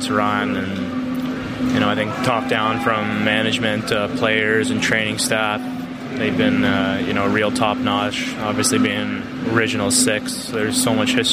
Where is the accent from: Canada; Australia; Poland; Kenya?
Canada; growing up in Canada